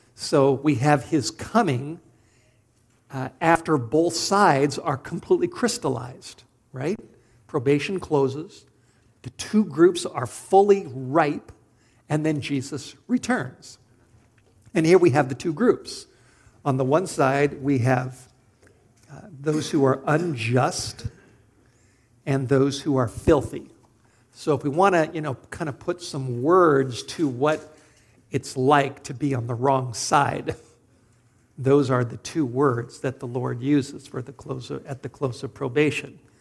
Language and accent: English; Los Angeles, California, United States; I grew up in Studio City, North Hollywood, in Southern California